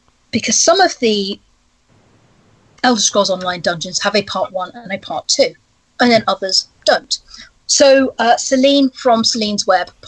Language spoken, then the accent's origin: English; United Kingdom; being British